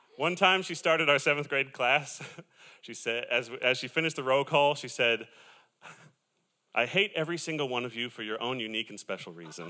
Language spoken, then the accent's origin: English; Southern California, United States; I am from Southern California